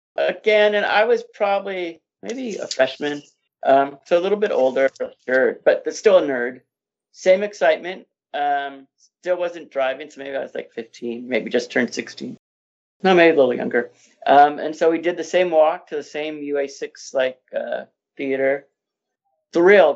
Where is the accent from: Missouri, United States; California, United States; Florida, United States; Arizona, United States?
California, United States; Inland Empire, Southern; I grew up in the Inland Empire region of, uh, Southern California